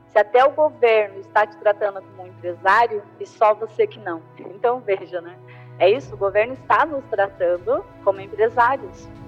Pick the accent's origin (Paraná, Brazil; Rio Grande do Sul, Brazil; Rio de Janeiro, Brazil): Paraná, Brazil; Curitiba; Eu sou de Curitiba, tenho um pouco de sotaque, eu tento tirar um pouco o leite quente para não ficar tão chato assim a palestra